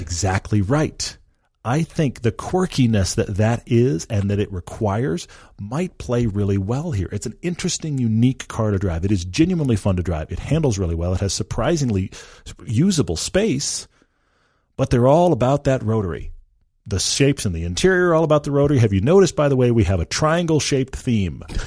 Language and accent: English; Texas, United States; I grew up in Texas. I am a Texan.